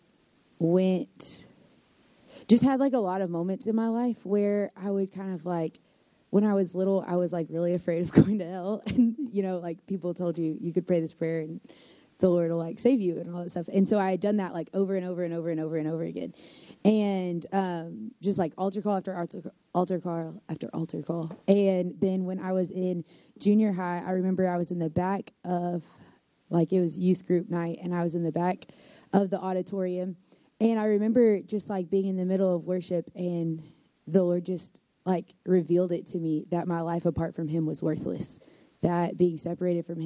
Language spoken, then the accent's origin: English; Crockett, Texas, United States; moved away as an adult; now in Nacogdoches, United States; I'm from Crockett, Texas originally.